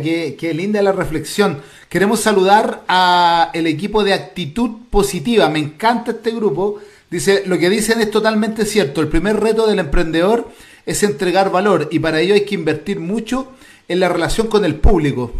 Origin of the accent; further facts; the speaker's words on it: Chile; yo ya no me siento chileno, sino que me siento latinoamericano